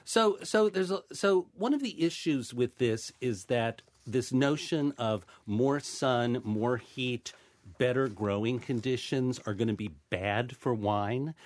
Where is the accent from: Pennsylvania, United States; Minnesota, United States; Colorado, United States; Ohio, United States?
Ohio, United States; I'm from Ohio.